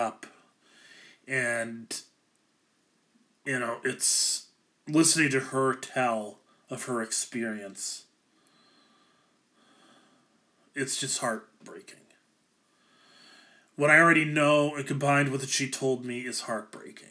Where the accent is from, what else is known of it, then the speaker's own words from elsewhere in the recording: Ankeny, Iowa, United States; I grew up in Ankeny, which is another suburb of Des Moines